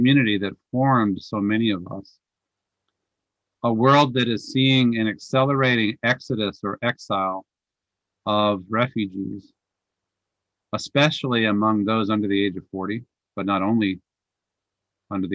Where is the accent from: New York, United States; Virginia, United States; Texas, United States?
Virginia, United States; Northern; I grew up Catholic in Northern Virginia, where I was raised